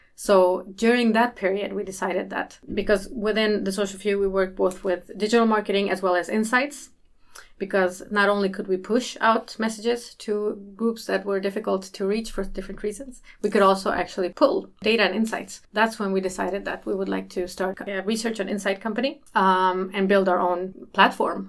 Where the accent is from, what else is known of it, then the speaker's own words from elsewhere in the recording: Malmö, Skåne, Sweden; also born or lived in North Macedonia; I am from Malmö. Actually, I was born in Macedonia.